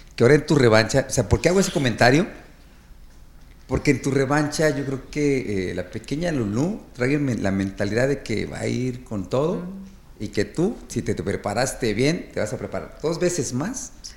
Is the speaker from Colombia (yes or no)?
no; Mexico